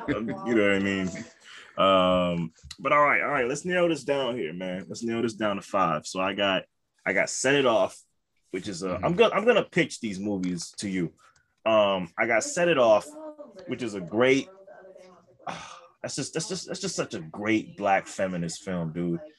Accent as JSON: {"language": "English", "town": "Detroit", "region": "Michigan", "country": "United States", "said": "I'm from Detroit."}